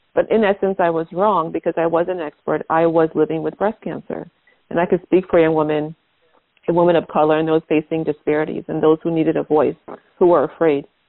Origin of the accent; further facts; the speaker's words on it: Liberia; now in United States; I'm from Liberia, West Africa.